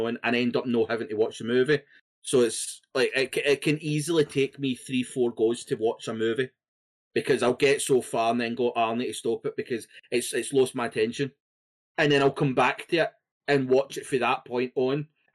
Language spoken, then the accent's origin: English; Scotland, United Kingdom; being Scottish